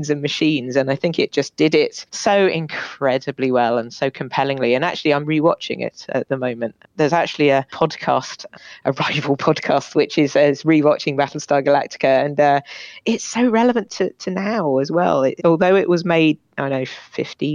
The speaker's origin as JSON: {"language": "English", "town": "Bath", "region": "South West England", "country": "United Kingdom", "moved": "yes", "said": "I'm from Bath originally."}